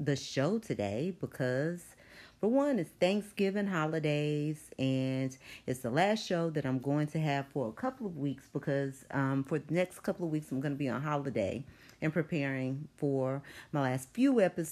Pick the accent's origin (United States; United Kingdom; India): United States; Longview, Texas; moved away; my hometown of Longview